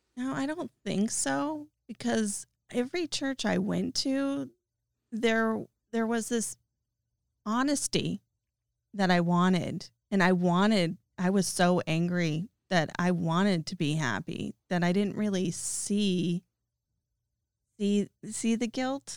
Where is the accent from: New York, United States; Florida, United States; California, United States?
California, United States; Novato; moved away as an adult; also born or lived in Boston, Massachusetts; I was born and raised in Novato and then drifted around after college and played the game and moved to Massachusetts for twelve years and then moved back here